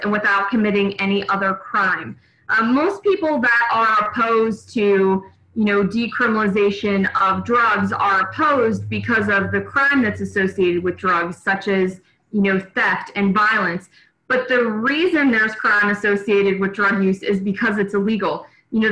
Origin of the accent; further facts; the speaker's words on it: Buchanan, United States; I ran the Buchanan Community Theater here in my hometown for many, many years